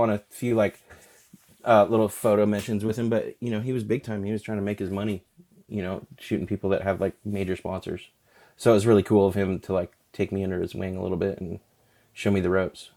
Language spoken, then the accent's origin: English; Alaska, United States; moved away; I appreciate growing up in Alaska